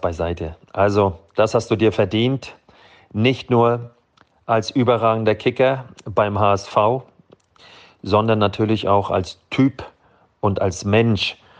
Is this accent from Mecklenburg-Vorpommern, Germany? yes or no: yes; Malchin, Mecklenburg-Vorpommern, Germany; now in Budapest, Hungary; in meinem Heimatort in Malchin